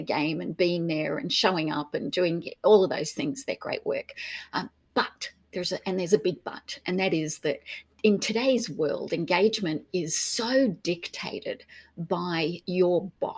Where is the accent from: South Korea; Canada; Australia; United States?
Australia; accent: Australian; moved away as an adult; also born or lived in United Kingdom; So originally Australian, so British born, a German mum, a British dad, grew up in Australia. And then left in the, when I was in my early 20s